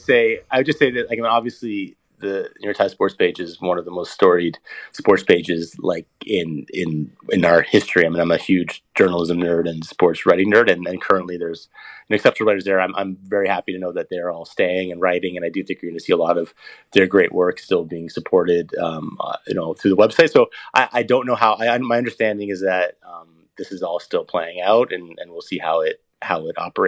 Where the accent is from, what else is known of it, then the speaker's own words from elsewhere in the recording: Canada; I'm Canadian. I grew up playing hockey